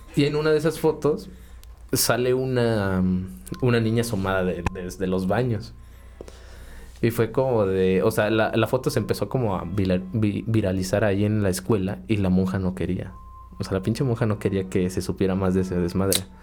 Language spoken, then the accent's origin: Spanish; Cuautla, Morelos, Mexico; yo vivo desde bueno, desde que nací acá